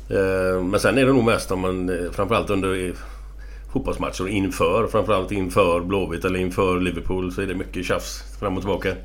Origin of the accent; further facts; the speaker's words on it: Gothenburg, Västra Götaland, Sweden; där jag växte upp. Morsan och de bor kvar på samma ställe på Hisingen